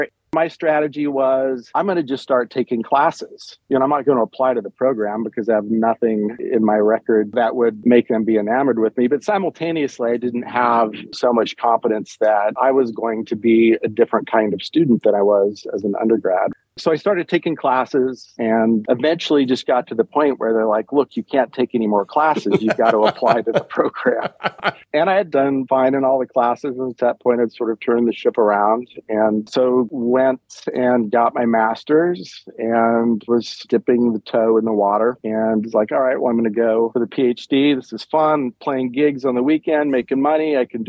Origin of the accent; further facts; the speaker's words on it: Lincoln, Nebraska, United States; In Lincoln, same place.